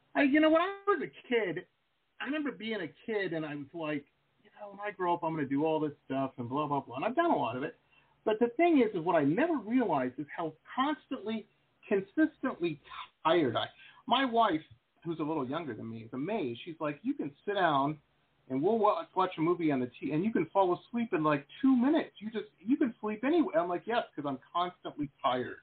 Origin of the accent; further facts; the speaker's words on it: Detroit, Michigan, United States; When I was a kid, I grew up in Detroit